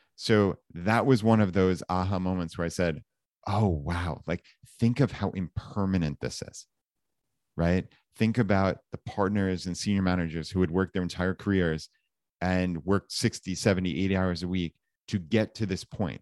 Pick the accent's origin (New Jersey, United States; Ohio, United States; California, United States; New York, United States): New York, United States; Long Island; moved away as an adult; we grew up right outside of New York City, so in, uh, Long Island, so suburb of, of New York City